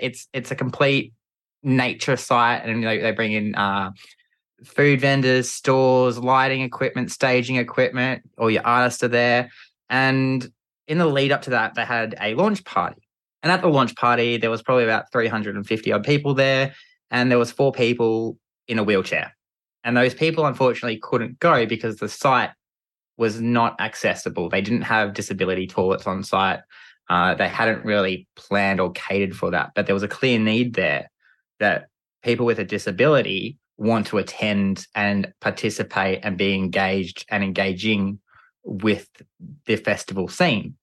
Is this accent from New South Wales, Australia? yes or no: no; Geelong, Victoria, Australia; I grew up in, uh, Geelong and the Great Ocean Road down in Victoria with my family